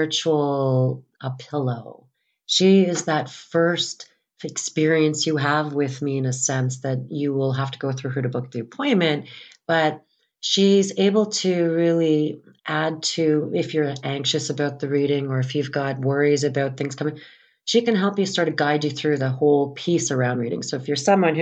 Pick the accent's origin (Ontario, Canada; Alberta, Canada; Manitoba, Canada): Manitoba, Canada; St. Anne; I'm from St. Anne, Manitoba, and I'm from a farm field about 5 miles sort of northwest of St. Anne